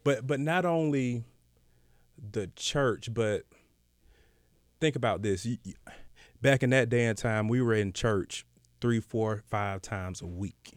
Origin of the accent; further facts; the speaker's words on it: Decatur, Georgia, United States; I'm from Decatur